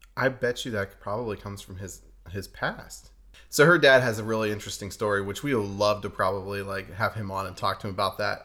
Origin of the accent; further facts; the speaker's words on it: New Castle, Pennsylvania, United States; moved away as an adult; also born or lived in Pittsburgh, Pennsylvania; now in Redding, United States; we are from Pittsburgh, Pennsylvania, actually from a town new, called Newcastle, about an hour north. I'm from Newcastle